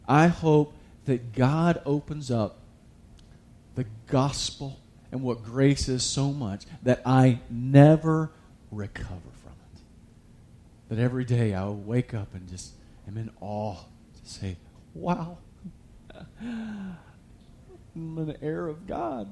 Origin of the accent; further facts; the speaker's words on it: United States; I was raised in America.